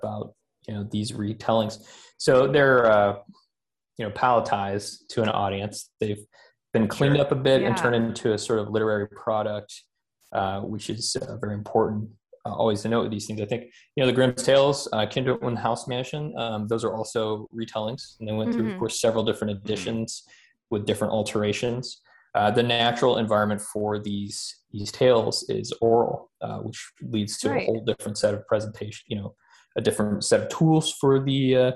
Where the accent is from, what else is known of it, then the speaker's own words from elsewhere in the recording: Athens, Georgia, United States; also born or lived in Scandinavia; now in Seattle, United States; I'm originally from North Georgia